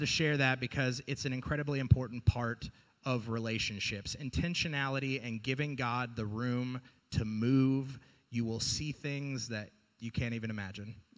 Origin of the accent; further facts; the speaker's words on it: the South, United States; moved away; I grew up in the South. I'm from the South